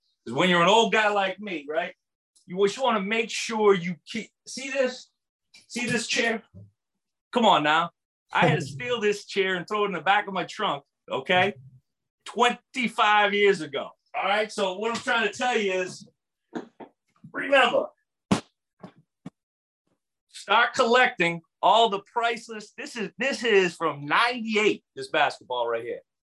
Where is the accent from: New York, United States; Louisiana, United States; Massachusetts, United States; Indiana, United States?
Massachusetts, United States; right outside of Boston; moved away; also born or lived in Fayetteville; grew up right outside of Boston